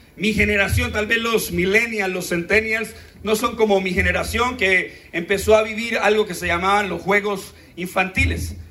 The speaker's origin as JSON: {"language": "Spanish", "country": "Colombia", "said": "qué lindos somos los colombianos"}